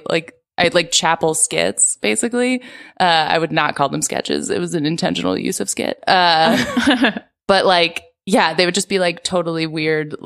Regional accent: Philadelphia, Pennsylvania, United States; Philadelphia, like the suburbs of Philadelphia

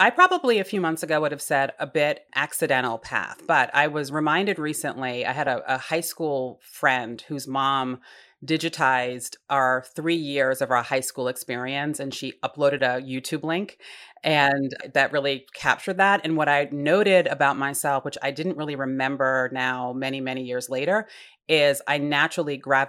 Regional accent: Rhode Island, United States; So Rhode Island, smallest state in the nation, very tight community.

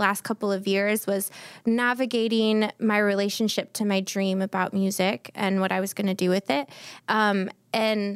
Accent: Santa Barbara, California, United States; moved away as an adult; also born or lived in Los Angeles; now in Nashville, United States; born and raised in Santa Barbara

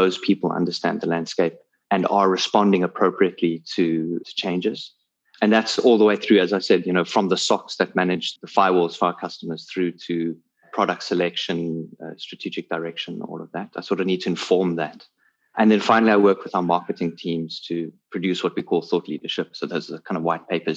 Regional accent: South Africa; I'm a South African based in Cape Town

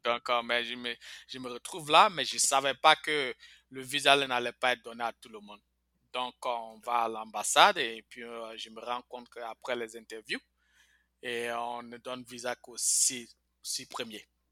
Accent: Bouaké, Vallée du Bandama, Côte d’Ivoire; moved away as an adult; also born or lived in Mbengue / Korhogo; now in United States; J'ai fait toute mon enfance à Boaké

